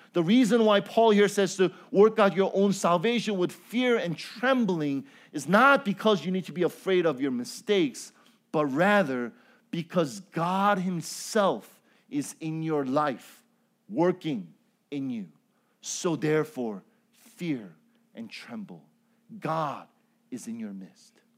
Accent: Chicago, Illinois, United States; also born or lived in Cambodia; I am from Chicago

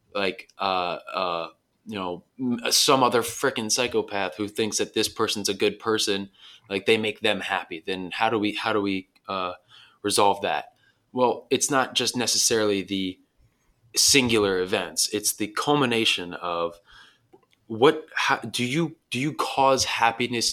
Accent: Dulles, Virginia, United States; moved away as an adult; now in Southern California, United States; my hometown, Dulles, Virginia

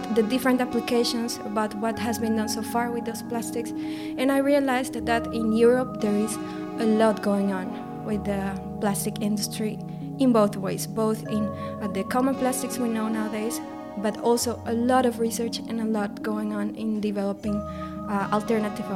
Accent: Colombia; moved away; I grew up in Colombia

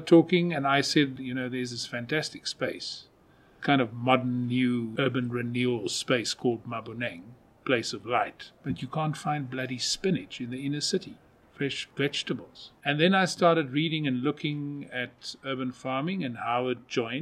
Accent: Kalahari, Northern Cape, South Africa; moved away; I come from where there's nothing. And I see with my family and my friends up in the Kalahari, Northern Cape

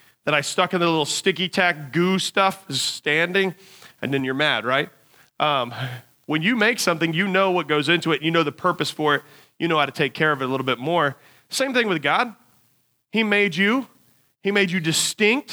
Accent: United States; as Americans

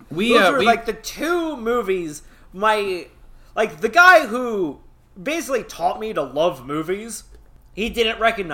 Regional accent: Missouri, United States; I'm from Missouri, the show me state.

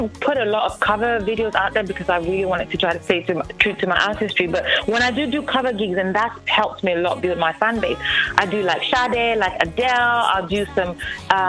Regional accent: England, United Kingdom; moved away as an adult; also born or lived in Nigeria / Los Angeles, United States / Las Vegas, United States; now in Houston, United States; I was born in Nigeria, grew up in England, and then moved to the United States of America in 2007 late

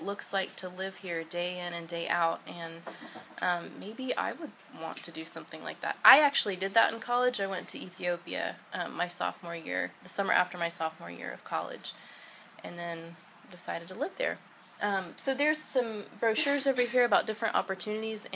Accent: Stillwater, Oklahoma, United States; also born or lived in Tennessee; I grew up in Stillwater and went to Milligan College, which is in the northeast part of Tennessee

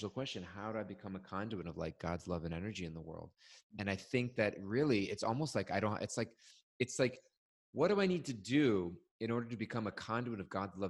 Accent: California, United States; moved away; I'm from California

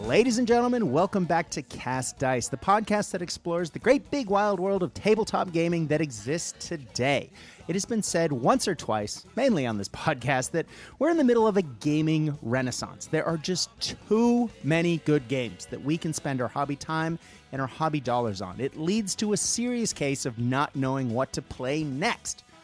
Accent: United States; also born or lived in Baltimore; now in Australia; I'm an American living in Australia

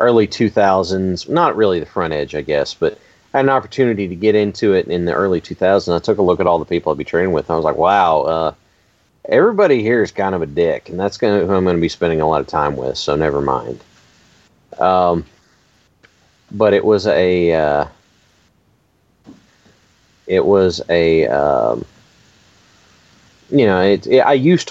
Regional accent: Kentucky, United States; because I grew up in Kentucky

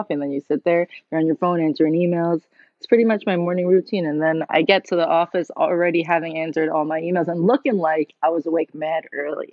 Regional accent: New York City, New York, United States; also born or lived in Moscow, Russia; I was born in Moscow in Russia, but my parents and me moved over here when I was 2. So I've been living in Queens basically my whole life

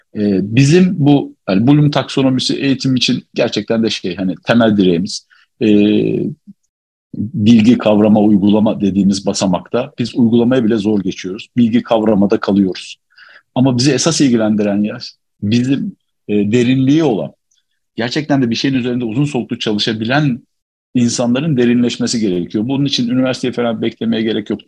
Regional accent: Alaca, Çorum Province, Turkey

